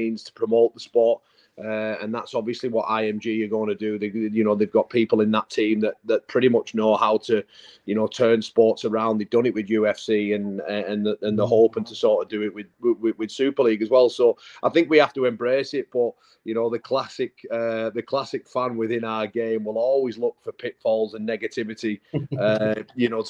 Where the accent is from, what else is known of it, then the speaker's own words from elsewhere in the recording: Whitehaven, North West England, United Kingdom; part-time rugby in my hometown, Whitehaven